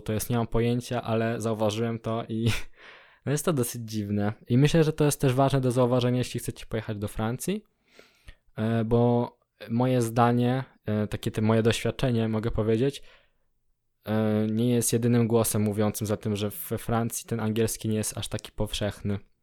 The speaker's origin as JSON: {"language": "Polish", "country": "Poland", "moved": "yes", "lives_now": "Germany", "said": "jestem z Polski"}